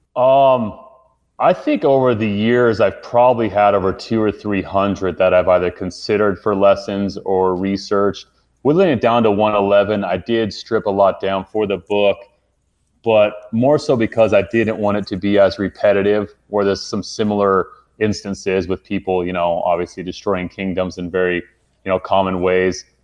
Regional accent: Utah, United States; I grew up in Utah

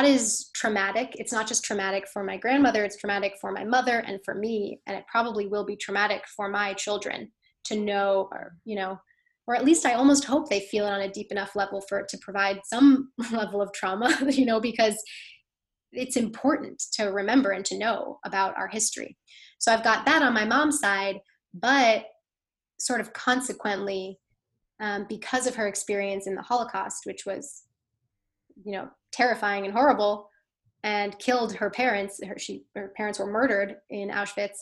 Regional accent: Connecticut, United States; moved away as an adult; now in New York City, United States; my town, I'm from Connecticut, the town where I grew up

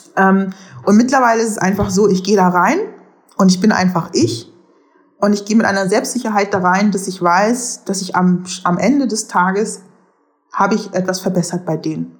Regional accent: Germany; moved away as an adult; also born or lived in Netherlands; ich bin genauso in Deutschland aufgewachsen

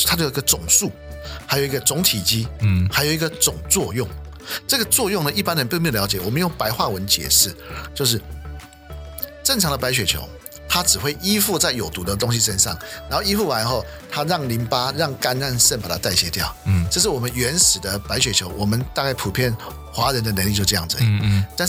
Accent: China; 非常有帮助，尤其特别是我们中国人啊、呃，这么讲，我自己也有这个问题

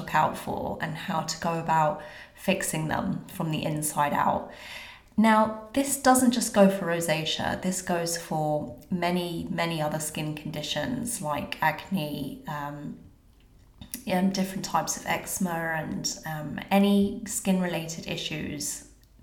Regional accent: London, United Kingdom; moved away; I'm from London and I miss it so much

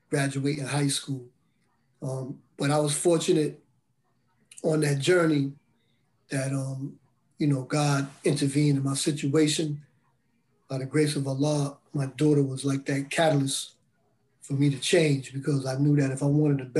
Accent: Bridgeport, Connecticut, United States; also born or lived in Brooklyn, United States; I grew up in um, Bridgeport, Connecticut, and I grew up in East New York section of Brooklyn. So I lived back and forth as a kid.

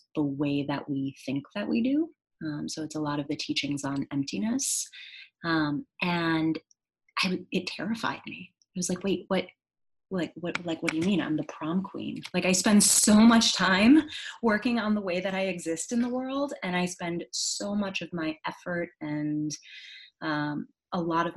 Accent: Wisconsin, United States; I grew up in Wisconsin, here in the United States, from the Midwest, and I come from a very small town

